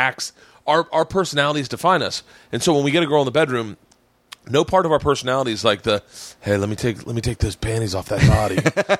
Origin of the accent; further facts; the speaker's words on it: the South, United States; I remember growing up in the South and there was distinct racism.